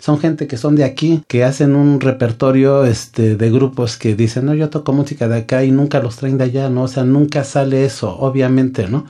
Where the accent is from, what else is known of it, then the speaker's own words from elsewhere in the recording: Chalcatongo, Oaxaca, Mexico; now in Mexico City, Mexico; yo soy, eh, oriundo de Oaxaca